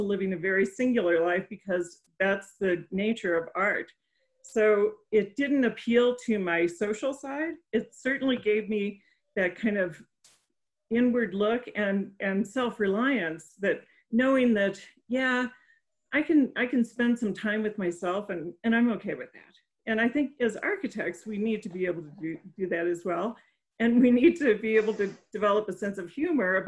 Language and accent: English; St. Louis, Missouri, United States; moved away; also born or lived in Colorado; I grew up in the St. Louis area.